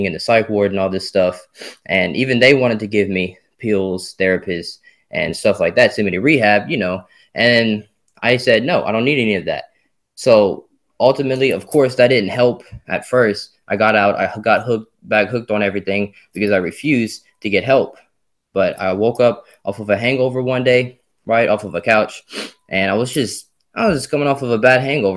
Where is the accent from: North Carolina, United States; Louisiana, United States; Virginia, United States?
Louisiana, United States; Simmesport; I was born in Simsport, Louisiana.